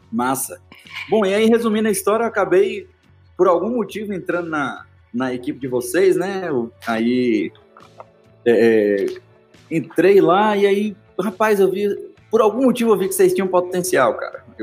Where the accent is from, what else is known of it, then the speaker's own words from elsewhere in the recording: Salvador, Bahia, Brazil; now in Belo Horizonte, Brazil; eu sou baiano, soteropolitano, criado em Salvador. E por uma coincidência do destino aí, eu acabei indo morar em Belo Horizonte